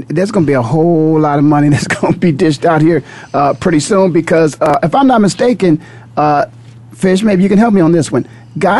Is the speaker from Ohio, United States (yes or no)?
yes; Canton, Ohio, United States; I'm born and raised in Canton, Ohio.